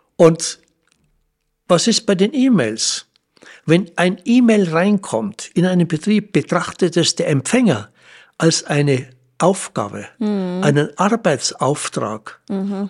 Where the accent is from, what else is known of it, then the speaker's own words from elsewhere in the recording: Germany; bei uns in Deutschland